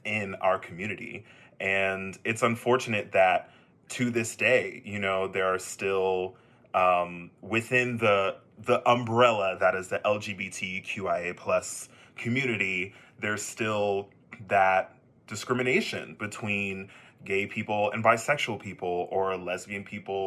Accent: Texas, United States; Me being a Texan myself, I can definitely attest to growing up gay in Texas

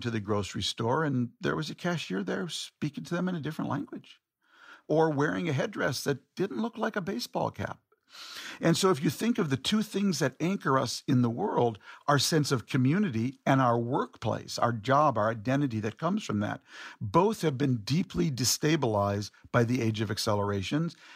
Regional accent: Minneapolis, Minnesota, United States; my hometown of Minneapolis

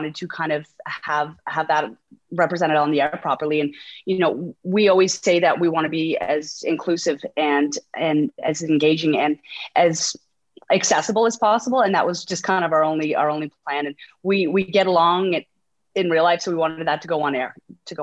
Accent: Halifax, Nova Scotia, Canada; moved away as an adult; now in Toronto, Canada; I grew up in Halifax, Nova Scotia

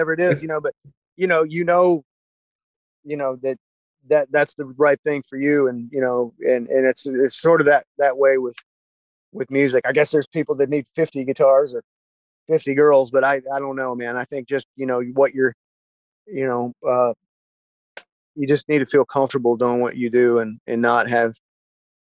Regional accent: Gainesville, Florida, United States; moved away as an adult; also born or lived in Nashville / California; Gainesville, growing up in Gainesville

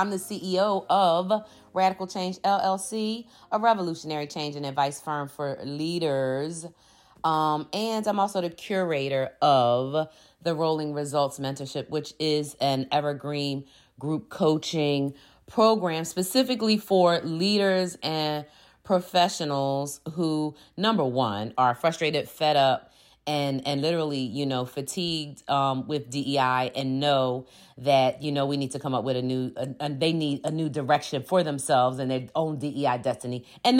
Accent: Philadelphia, Pennsylvania, United States; born there; I'm a 53-year-old Black woman, and I was born in 1969 in Philadelphia, Pennsylvania.

